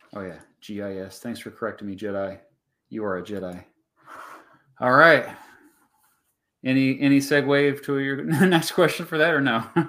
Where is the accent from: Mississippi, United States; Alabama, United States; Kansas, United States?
Kansas, United States; my home state, but we have a pretty smart population